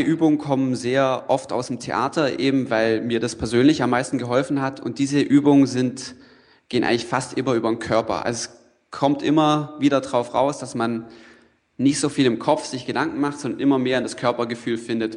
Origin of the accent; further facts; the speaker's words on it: Allgäu, Bavaria, Germany; moved away as an adult; also born or lived in Freiburg; ich komme vom Land, ja, ich komme aus dem Allgäu